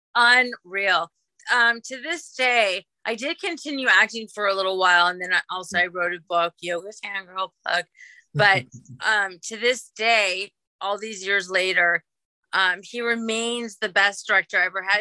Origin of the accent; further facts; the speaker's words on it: Los Angeles, California, United States; I grew up in Los Angeles.